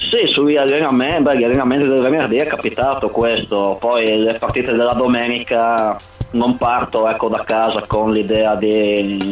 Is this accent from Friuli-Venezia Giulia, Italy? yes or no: yes; Codroipo, Friuli-Venezia Giulia, Italy; Vengo da Codroipo in provincia di Udine